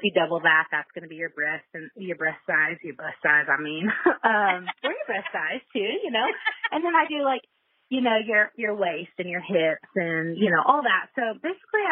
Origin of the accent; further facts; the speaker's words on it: Texas, United States; also born or lived in Colorado; I'm 34 and I am from Texas